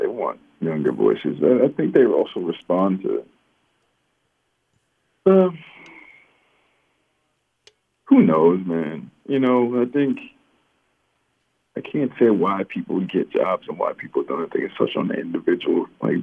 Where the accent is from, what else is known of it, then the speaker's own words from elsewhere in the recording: Louisiana, United States; also born or lived in Seattle / New Jersey / Raleigh-Durham; now in Boston, United States; We're all from Louisiana